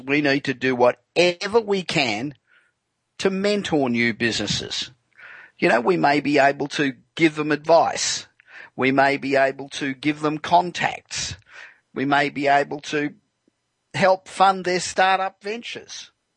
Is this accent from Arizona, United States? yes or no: no; Los Angeles, California, United States; Broadcasting tonight from my hometown of Los Angeles